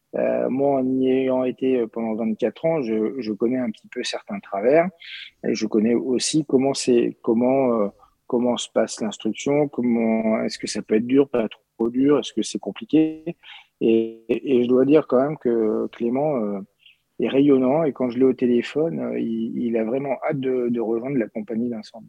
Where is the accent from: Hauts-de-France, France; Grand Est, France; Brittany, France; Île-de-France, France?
Île-de-France, France; Paris; moved away as an adult; now in Châteaurenard, France; je suis un Parisien, vrai Parisien, né à Paris, scolarisé à Paris